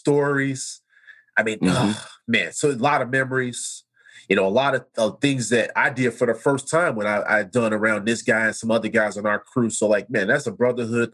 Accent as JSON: {"language": "English", "town": "Chicago", "region": "Illinois", "country": "United States", "tie": "born or raised there", "said": "growing up in Chicago, cookouts at my grandmother's house"}